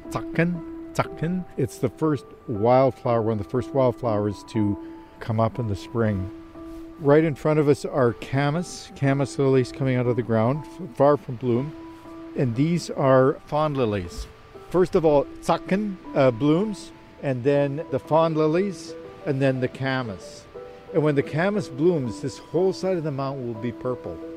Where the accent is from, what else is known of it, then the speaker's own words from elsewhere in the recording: Regina, Saskatchewan, Canada; I grew up in Regina, Saskatchewan, we lived right on the edge of the city in a, a kind of poor, semi rural area, not too far from a creek.